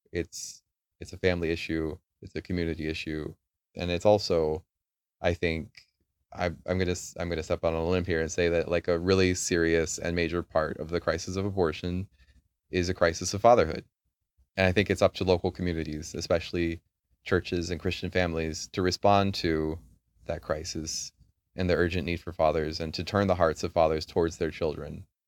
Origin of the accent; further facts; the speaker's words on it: United States; moved away; I grew up in America, I've seen a lot of America